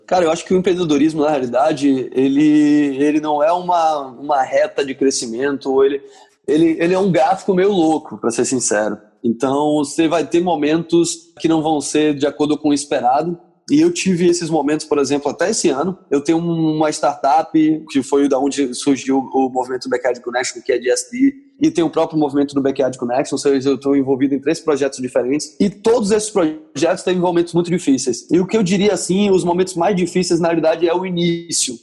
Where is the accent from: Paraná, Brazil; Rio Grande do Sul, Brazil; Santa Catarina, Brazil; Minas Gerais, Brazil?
Rio Grande do Sul, Brazil; Porto Alegre; moved away as an adult; also born or lived in Bahia / São Paulo / Rio de Janeiro / Salvador; now in San Diego, United States; eu sou natural de Porto Alegre